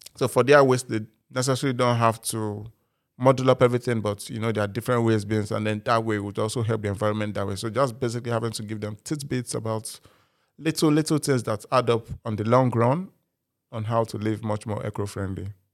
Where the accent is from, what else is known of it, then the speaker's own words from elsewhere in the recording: Nigeria; now in United Kingdom; I'm a Nigerian by birth